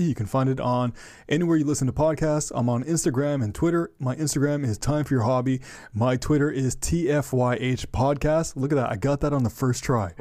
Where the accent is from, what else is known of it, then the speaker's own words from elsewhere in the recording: Ottawa, Ontario, Canada; I am from Ottawa, Ontario, Canada